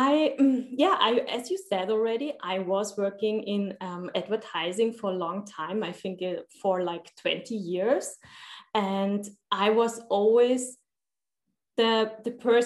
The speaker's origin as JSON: {"language": "English", "country": "Austria", "said": "I'm from Austria. I'm living in Vienna."}